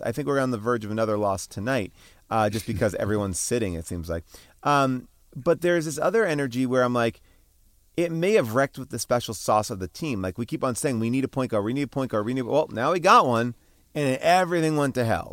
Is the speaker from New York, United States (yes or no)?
yes; New York, United States; now in Los Angeles, United States; growing up in New York